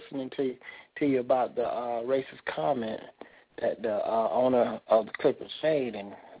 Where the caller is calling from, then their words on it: Florida, United States; I'm calling from Florida, actually.